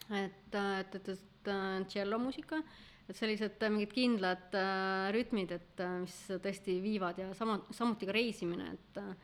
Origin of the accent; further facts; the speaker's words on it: Võru, Võru County, Estonia; moved away; ma sündisin ja kasvasin, käisin koolis Võrus